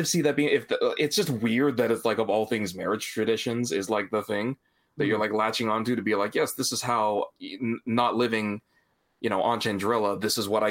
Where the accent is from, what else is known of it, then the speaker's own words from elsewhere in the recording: Canada; being Japanese, growing up in Canada